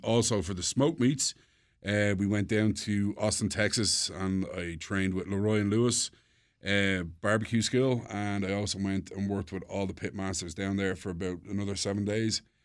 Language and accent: English; Dublin, Leinster, Ireland; also born or lived in Paris, France; now in United States; I'm from Dublin